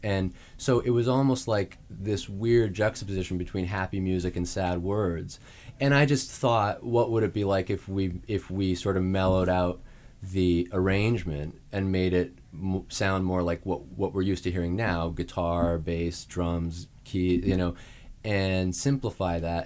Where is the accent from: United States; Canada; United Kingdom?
Canada; Saskatoon, Saskatchewan; moved away; I'm from Saskatoon, Saskatchewan in Canada